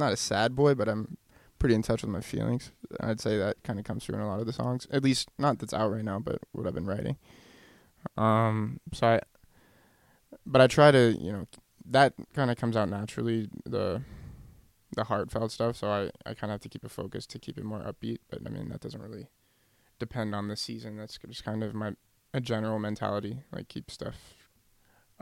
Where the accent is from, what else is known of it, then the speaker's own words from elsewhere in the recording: Charleston, South Carolina, United States; moved away as an adult; now in Boston, United States; I'm from South Carolina.